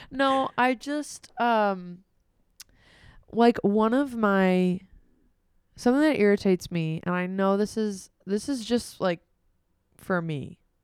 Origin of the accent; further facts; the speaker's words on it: United States; we're American